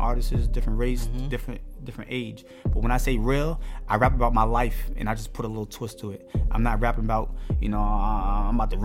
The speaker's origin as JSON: {"language": "English", "town": "New York City", "region": "New York", "country": "United States", "said": "I'm doing it for my town. I'm doing it from Richmond Hill"}